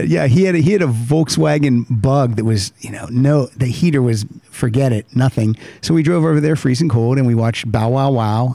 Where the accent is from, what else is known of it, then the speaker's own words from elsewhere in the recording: Pennsylvania, United States; I grew up in Pennsylvania